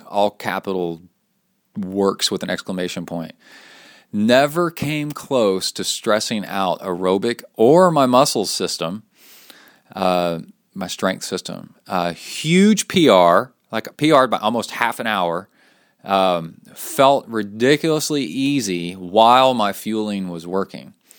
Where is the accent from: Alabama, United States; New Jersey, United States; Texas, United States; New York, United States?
Texas, United States; accent: Texas; my Texas accent